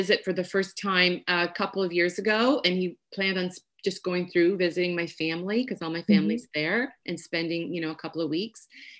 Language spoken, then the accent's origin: English; Belleville, Ontario, Canada; also born or lived in Portugal; I moved to Canada from Portugal when I was 7. So the first 7 years of my life, I lived in Portugal. And then we moved my family. So there's 3 girls, my mom and dad, to Belleville, Ontario.